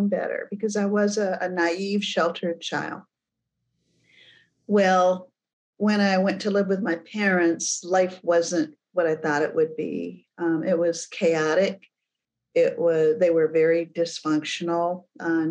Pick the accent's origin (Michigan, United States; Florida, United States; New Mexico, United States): Michigan, United States; Flint; I was born and raised in Flint, Michigan